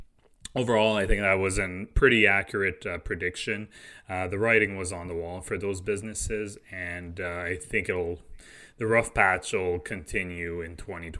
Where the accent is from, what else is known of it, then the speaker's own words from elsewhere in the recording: Quebec, Canada; And obviously, I grew up in Quebec, so I wish all their employees the best of luck.